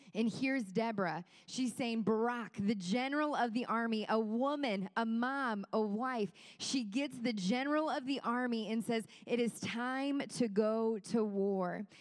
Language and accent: English; Kenosha, Wisconsin, United States; now in Greenwood, Indiana, United States; my family came in town from the beautiful state of Wisconsin